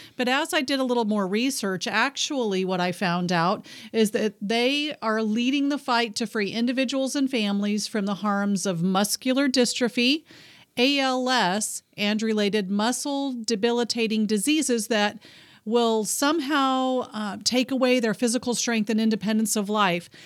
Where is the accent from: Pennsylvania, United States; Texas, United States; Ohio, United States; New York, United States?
Texas, United States; moved away; I was born in Texas, so I'm a Texan at heart.